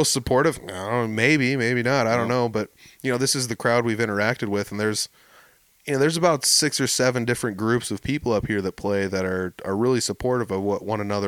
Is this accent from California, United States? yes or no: yes; Humboldt, California, United States; I'm from Humboldt.